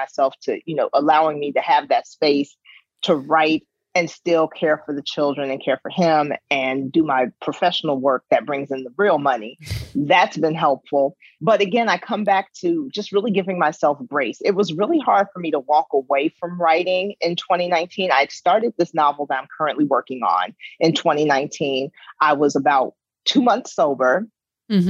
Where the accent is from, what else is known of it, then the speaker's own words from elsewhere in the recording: Chicago, Illinois, United States; moved away as an adult; now in Iowa, United States; I've been a resident of Iowa for over 20 years, but I am born and bred from the South Side of Chicago. That is my home.